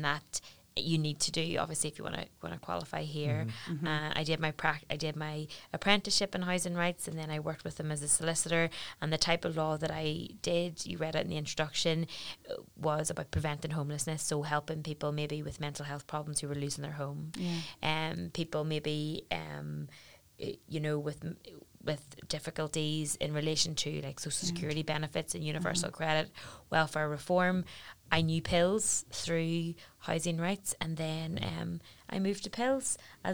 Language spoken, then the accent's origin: English; Belfast, Northern Ireland, United Kingdom; also born or lived in Newcastle upon Tyne; I came home from Newcastle and I came home to Belfast